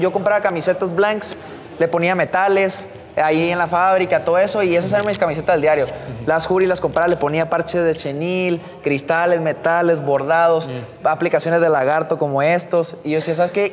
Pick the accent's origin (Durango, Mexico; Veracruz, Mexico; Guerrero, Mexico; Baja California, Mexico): Baja California, Mexico; Tijuana; como tijuanense